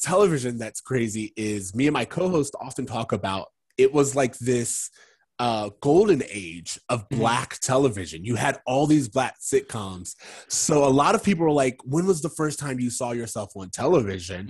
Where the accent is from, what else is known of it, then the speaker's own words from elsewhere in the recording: Kissimmee, Florida, United States; moved away; also born or lived in Virginia; my mom moved to Orlando, Kissimmee at the time